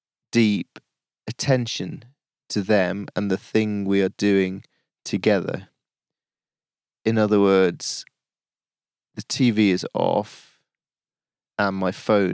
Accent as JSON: {"language": "English", "region": "Yorkshire and the Humber", "country": "United Kingdom", "lives_now": "London, United Kingdom", "said": "I say, oh, I live down in London, but I'm from Yorkshire. I always say that. I'm really proud of being Yorkshire."}